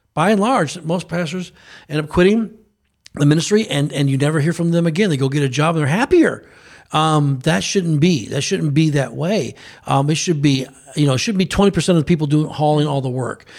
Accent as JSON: {"language": "English", "country": "United States", "said": "an American citizen"}